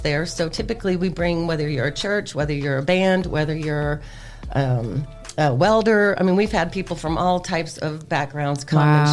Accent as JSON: {"language": "English", "town": "Toledo", "region": "Ohio", "country": "United States", "tie": "born or raised there", "also_born_or_lived": "North Carolina / Atlanta, Georgia", "moved": "as an adult", "said": "I am born and raised in Toledo, Ohio. Went to Rogers High School."}